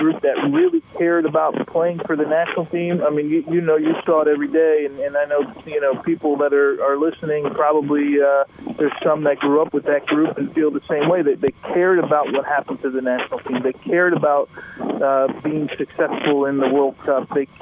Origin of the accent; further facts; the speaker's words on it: United States; in my home country